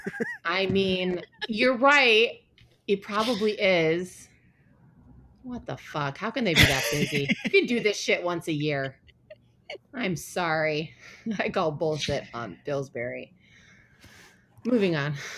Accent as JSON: {"language": "English", "town": "Ann Arbor", "region": "Michigan", "country": "United States", "tie": "born or raised there", "moved": "yes", "said": "in my hometown there's a place called Zingerman's and there it's like a really famous deli"}